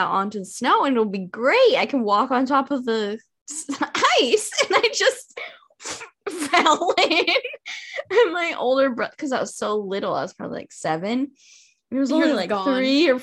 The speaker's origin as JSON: {"language": "English", "region": "Washington", "country": "United States", "tie": "born or raised there", "also_born_or_lived": "New York", "moved": "yes", "said": "when I was growing up in Washington"}